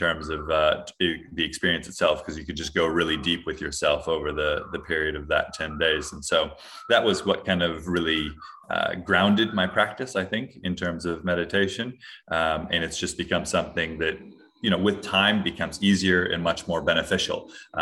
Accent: Hawaii, United States; I'm originally from Hawaii, grew up there

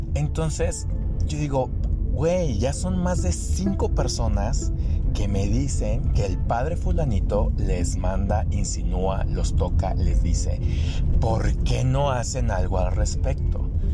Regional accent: Degollado, Jalisco, Mexico; en mi pueblo de Gollado y los pueblos alrededor

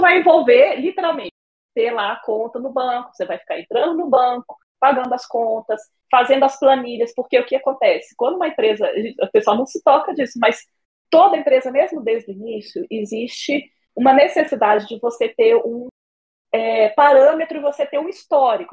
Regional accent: Brasília, Federal District, Brazil; moro em Brasília, sou de Brasília mesmo, já estou aqui desde que eu nasci

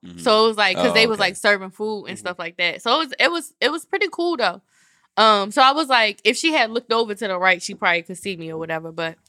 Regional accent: Baltimore, Maryland, United States; I was born in Sinai.

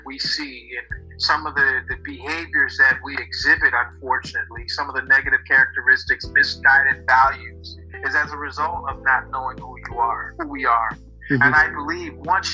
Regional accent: Baltimore, Maryland, United States; moved away as an adult; also born or lived in Columbia, Maryland; now in Ghana; I'm from Maryland. I was born and raised in Baltimore, Maryland

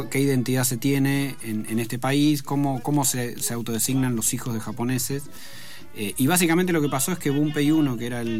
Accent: Argentina; si somos argentinos si vivimos en otro país

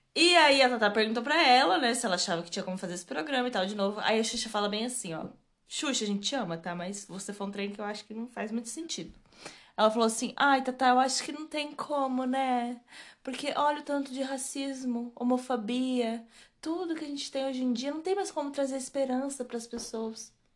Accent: Brazil; a gente é brasileira

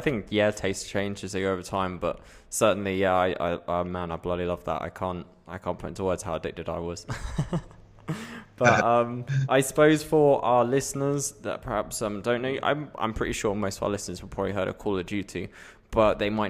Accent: United Kingdom; accent: British; my own British accent

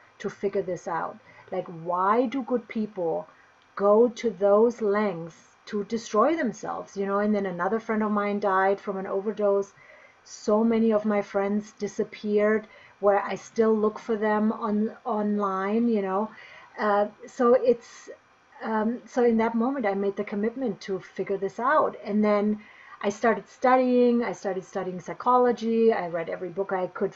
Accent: Bavaria, Germany; now in Boulder, United States; I grew up in Germany, in Bavaria, so in the southern part of Germany.

